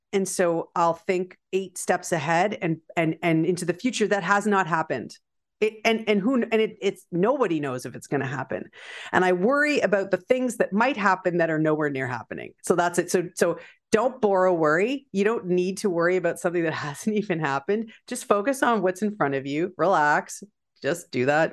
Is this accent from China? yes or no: no; Canada; also born or lived in Prince Edward County, Ontario; I, I'm Canadian